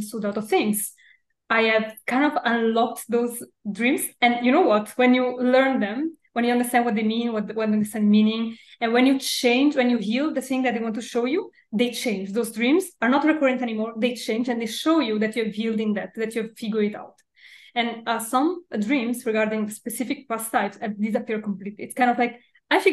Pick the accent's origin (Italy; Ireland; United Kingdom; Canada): Italy; Milan, Lombardy; in Milan, in Italy. Milan, yeah. Okay. And I grew up here